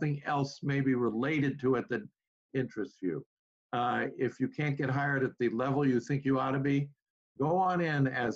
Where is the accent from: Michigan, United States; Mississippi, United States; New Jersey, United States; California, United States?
California, United States; Southern; moved away as an adult; I grew up in Southern California